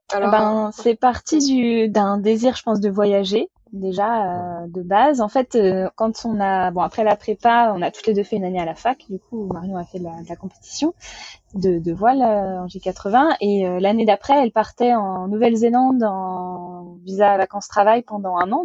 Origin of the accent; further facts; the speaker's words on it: Vendée, Pays de la Loire, France; je suis originaire de Vendée, donc euh, dans l'ouest de la France